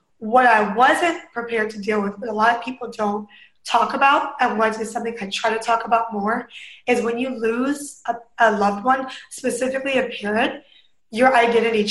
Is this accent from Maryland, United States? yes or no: no; Northern Virginia, United States; moved away as an adult; now in Hawaii, United States; I grew up in Northern Virginia, went to school in Southern Virginia